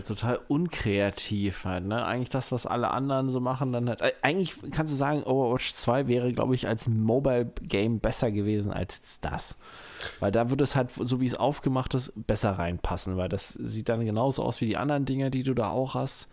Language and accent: German; Germany; bei uns in Deutschland